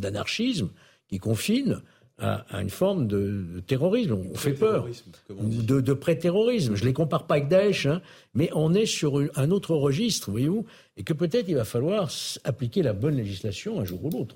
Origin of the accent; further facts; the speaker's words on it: Lyon, Auvergne-Rhône-Alpes, France; quand on est lyonnais